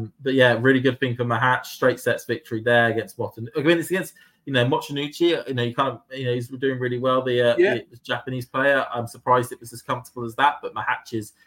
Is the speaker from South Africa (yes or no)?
no; United Kingdom; as a Brit